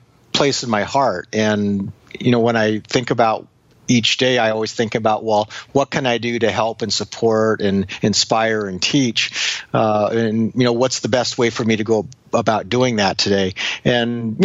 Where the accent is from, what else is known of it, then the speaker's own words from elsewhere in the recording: Anchorage, Alaska, United States; I grew up in Anchorage, Alaska